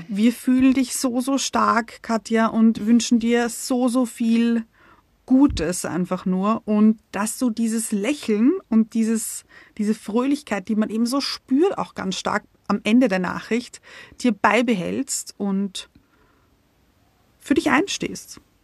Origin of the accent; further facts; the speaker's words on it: Austria; wir kommen aus Österreich